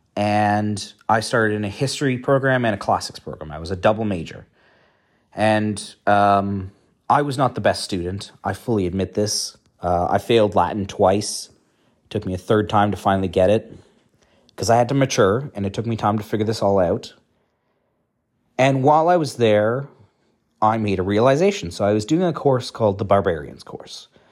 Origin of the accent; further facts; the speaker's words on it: Canada; moved away as an adult; now in Netherlands; I am from Canada